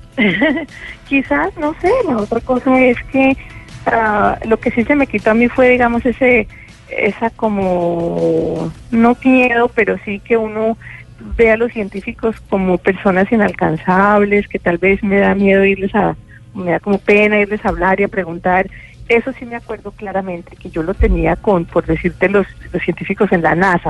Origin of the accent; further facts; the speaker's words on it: Colombia; moved away; siendo colombiana